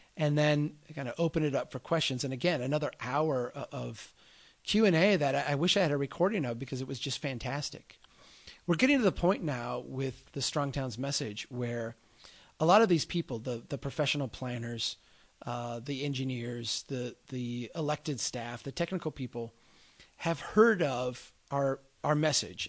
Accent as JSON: {"language": "English", "region": "Midwest", "country": "United States", "also_born_or_lived": "Minnesota", "said": "my Midwestern eyes"}